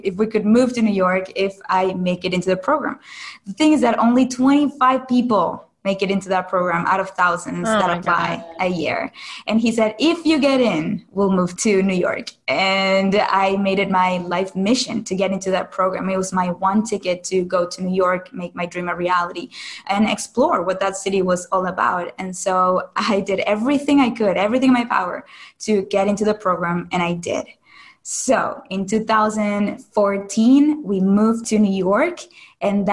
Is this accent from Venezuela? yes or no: yes; Caracas, Capital District, Venezuela; moved away as an adult; now in United States; I am originally from Caracas, Venezuela, and I moved to the U.S. for college.